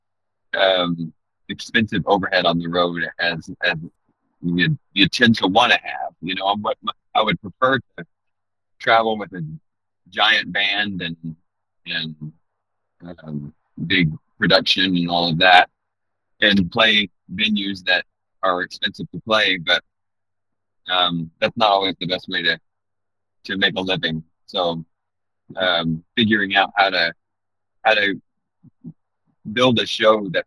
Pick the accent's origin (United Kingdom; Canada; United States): United States; Hatfield, Arkansas; moved away as an adult; also born or lived in Orlando / New York City / Bloomington, Indiana / Nashville; now in Northwest Arkansas, United States; Mostly in the MENA area, actually Hatfield